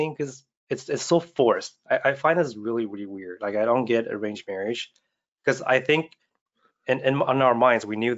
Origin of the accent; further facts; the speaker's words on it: Canada; I grew up in Canada